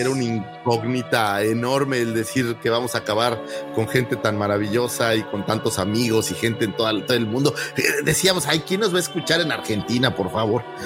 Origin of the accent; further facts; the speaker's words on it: Mexico; como mexicanos